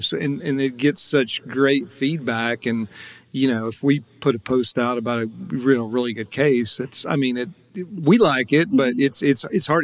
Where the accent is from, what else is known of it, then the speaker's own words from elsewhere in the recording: Paris, United States; my hometown of Paris